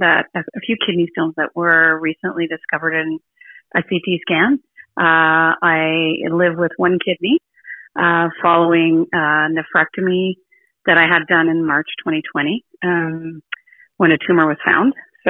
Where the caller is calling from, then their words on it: Ottawa, Ontario, Canada; I'm calling from Ottawa, Canada.